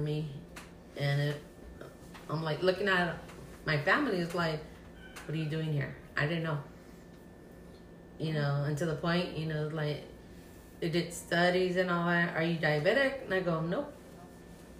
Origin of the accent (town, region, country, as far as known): Tijuana, Baja California, Mexico; born or raised there; also born or lived in Los Angeles, California; now in Phoenix, United States